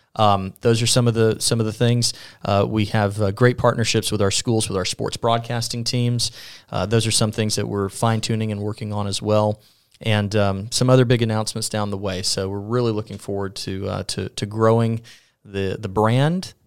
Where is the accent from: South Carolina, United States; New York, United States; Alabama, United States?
Alabama, United States; Mobile; now in Sylacauga, United States; born in Mobile, born and raised